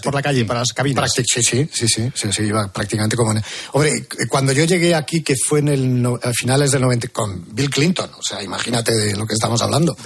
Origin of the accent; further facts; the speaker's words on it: Vigo, Galicia, Spain; moved away as an adult; now in Washington, United States; yo soy de Vigo, yo soy gallego